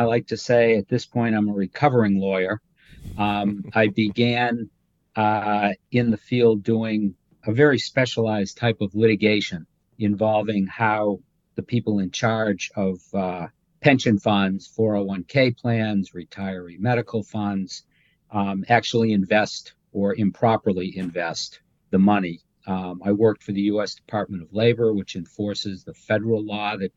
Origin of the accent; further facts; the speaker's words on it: Massachusetts, United States; moved away as an adult; also born or lived in Washington, D.C.; now in Page County, Virginia, United States; I grew up in Massachusetts